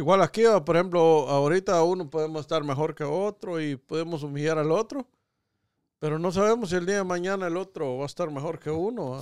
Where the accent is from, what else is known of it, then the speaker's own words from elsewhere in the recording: Catacamas, Olancho, Honduras; yo que soy de Catempa